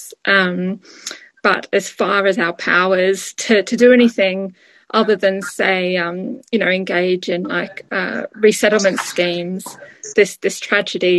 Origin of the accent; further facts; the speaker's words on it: Australia; moved away as an adult; now in United Kingdom; I'm Australian originally. I've lived here for 16 years